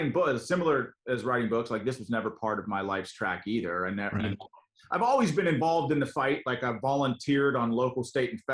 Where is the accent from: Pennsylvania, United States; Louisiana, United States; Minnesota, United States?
Pennsylvania, United States; Western; came back here to Western Pennsylvania, where I was born and raised